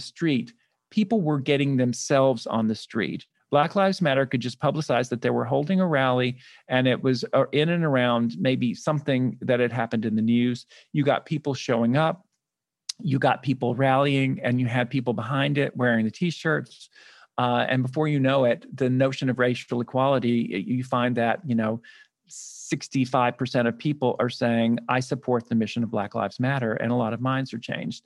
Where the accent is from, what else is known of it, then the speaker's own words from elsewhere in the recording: Birmingham, Alabama, United States; now in New York, United States; I grew up in Birmingham, Alabama. So I'm a Southern boy.